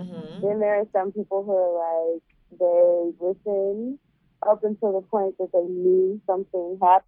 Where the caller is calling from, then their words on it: St. Louis, Missouri, United States; Well, I'm dying in from St. Louis.